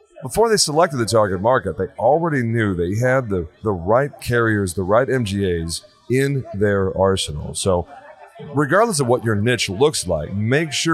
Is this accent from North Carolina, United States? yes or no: no; Texas, United States; I'm from Texas.